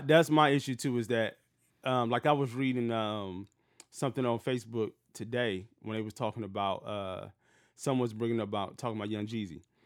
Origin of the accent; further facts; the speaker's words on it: Detroit, Michigan, United States; growing up in Detroit where I grew up at, it was predominantly black